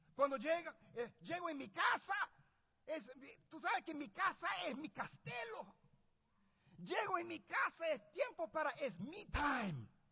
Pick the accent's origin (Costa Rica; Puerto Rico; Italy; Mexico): Puerto Rico; yo nací en Puerto Rico. Yo sé que las apariencias engañan. Pero soy puertorriqueño